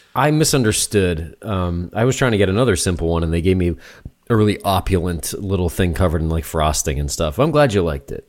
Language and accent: English; New Hampshire, United States; moved away; I'm from New Hampshire